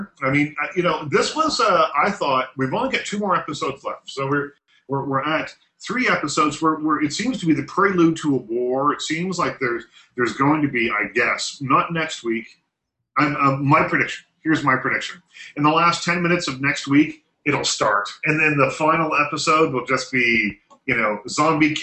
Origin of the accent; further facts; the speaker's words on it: Nova Scotia, Canada; I grew up in Nova Scotia